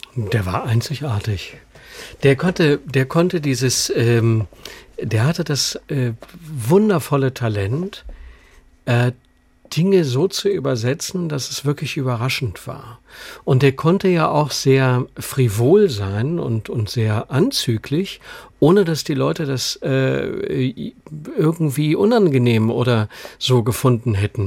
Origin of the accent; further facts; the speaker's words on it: Düsseldorf, North Rhine-Westphalia, Germany; moved away as an adult; now in Munich, Germany; wir sind ja beide aus Düsseldorf